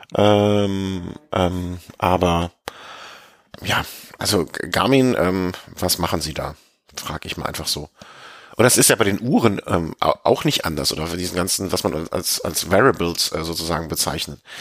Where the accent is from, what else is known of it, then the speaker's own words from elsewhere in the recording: Rhineland, Germany; als Rheinländer